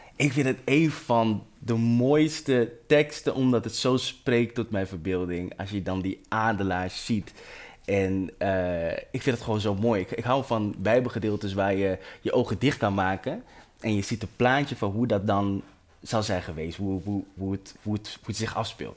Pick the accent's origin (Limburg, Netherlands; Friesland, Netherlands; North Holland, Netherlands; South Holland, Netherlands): North Holland, Netherlands; Amsterdam; Ik ben opgegroeid in Amsterdam Zuidoost, de Belmer